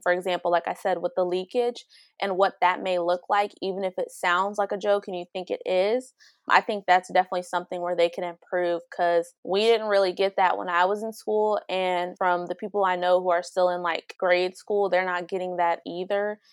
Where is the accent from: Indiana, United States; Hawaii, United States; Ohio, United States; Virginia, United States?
Ohio, United States; Dayton; I'm from Dayton, Ohio